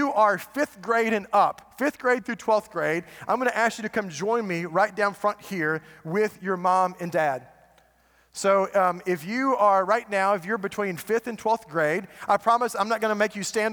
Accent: United States; we've been trained as American parents

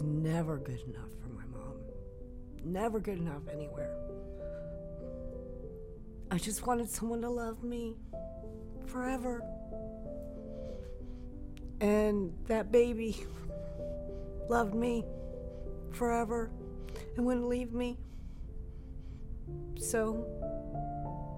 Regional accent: Fairfax, Virginia, United States; I grew up in Fairfax City. We lived there forever.

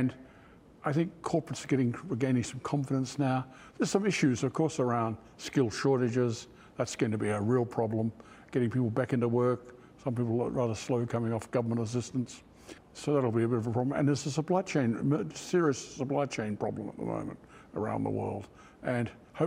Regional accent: Perth, Western Australia, Australia; moved away as an adult; also born or lived in Sydney / United States; my fond memory of in Western Australia growing up was, not only was Western Australia a wonderful place to grow up

